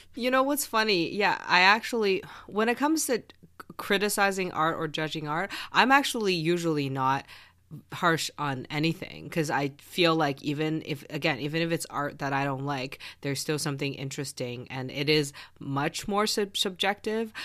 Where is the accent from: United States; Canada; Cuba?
Canada; I am Canadian